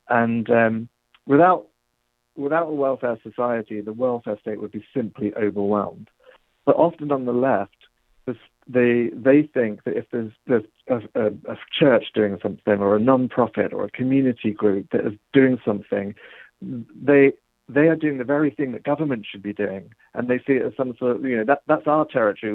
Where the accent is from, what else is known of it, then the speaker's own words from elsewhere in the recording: England, United Kingdom; accent: English; That's my English